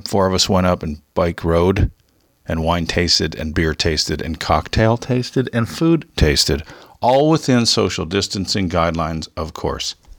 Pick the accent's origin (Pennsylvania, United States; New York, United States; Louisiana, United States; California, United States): California, United States; Southern; Growing up in Southern Cal